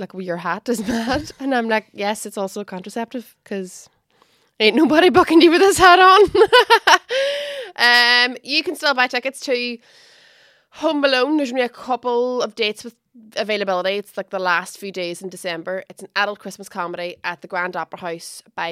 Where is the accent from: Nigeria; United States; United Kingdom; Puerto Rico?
United Kingdom; Derry, Northern Ireland; moved away as an adult; also born or lived in Belfast; I'm from Derry City, where there's like 100,000 people